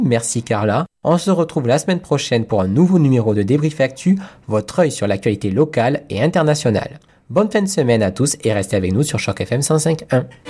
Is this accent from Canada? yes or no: yes; Ontario, Canada; Chez nous, en Ontario